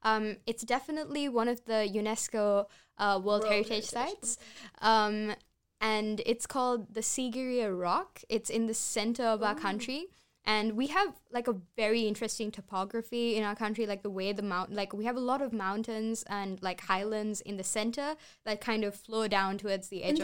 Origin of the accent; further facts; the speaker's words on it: Mathura, Uttar Pradesh, India; there's this beautiful place in India, in my hometown actually, Uttar Pradesh. The place is known as Mathura